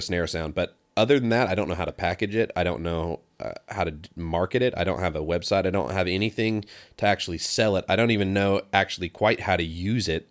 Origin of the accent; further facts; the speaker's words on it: Pacific Northwest, United States; moved away; I'm from the West Coast and I was really used to being raised on worship music